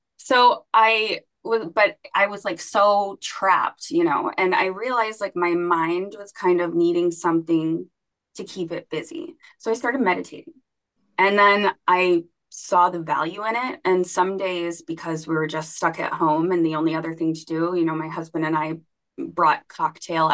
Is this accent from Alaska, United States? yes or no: yes; Alaska, United States; now in Ohio, United States; I am from Alaska